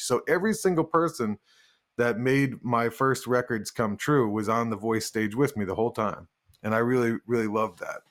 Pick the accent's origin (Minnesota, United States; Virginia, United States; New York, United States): New York, United States; Woodstock; I ended up building Spectre basses in Woodstock, New York, which is my hometown